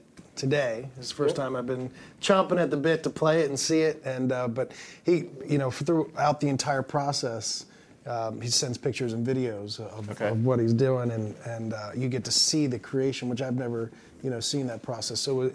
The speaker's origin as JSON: {"language": "English", "town": "Ocean City", "region": "Maryland", "country": "United States", "tie": "born or raised there", "also_born_or_lived": "Baltimore, Maryland", "moved": "as an adult", "lives_now": "Nashville, United States", "said": "I grew up in Ocean City, but I went to Towson. I lived in Baltimore for a long time"}